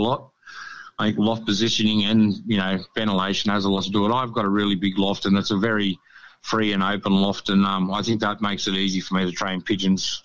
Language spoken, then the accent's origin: English; Sydney, New South Wales, Australia; also born or lived in Canberra / Central Coast; now in Queensland, Australia; I grew up in Sydney